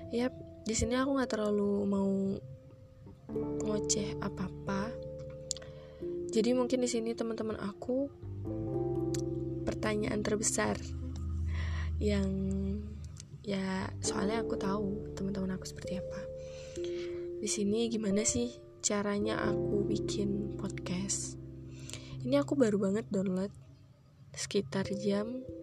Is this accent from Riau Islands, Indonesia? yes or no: yes; Batam, Riau Islands, Indonesia; also born or lived in Sleman; aku asli orang Jogja lahir di Sleman tapi numpang lahir doang besarnya di Batam Kepulauan Riau